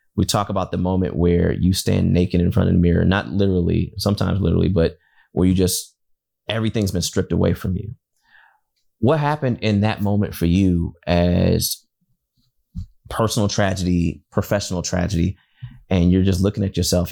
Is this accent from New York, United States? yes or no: no; Detroit, Michigan, United States; growing up in Detroit and being a, a Wolverine fan my entire life